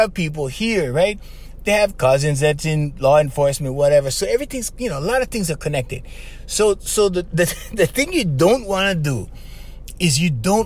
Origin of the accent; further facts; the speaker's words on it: Hawaii, United States; my hometown